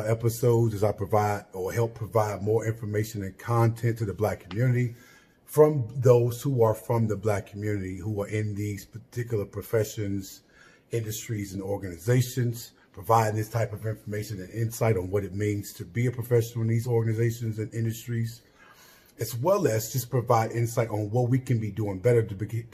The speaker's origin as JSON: {"language": "English", "town": "Chicago", "region": "Illinois", "country": "United States", "tie": "born or raised there", "said": "I am originally from Chicago, Illinois, Southside, Englewood neighborhood to be exact"}